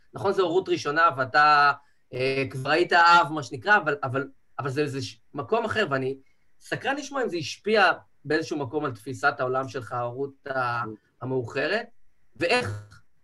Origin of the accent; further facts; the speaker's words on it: Rehovot, Central District, Israel; now in Tel Aviv, Israel; גדלתי בבית דתי, ציונות דתית, מבחני עליו, מרחובות